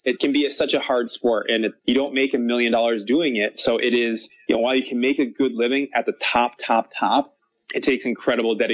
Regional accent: United States; As an American

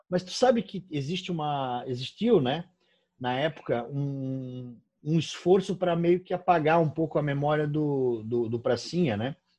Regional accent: Brusque, Santa Catarina, Brazil; aqui da cidade de Brusque, onde eu onde eu moro, onde eu nasci

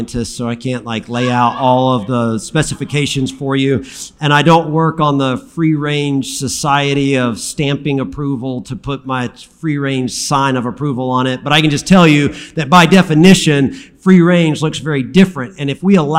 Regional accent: Alabama, United States; I'm from Alabama

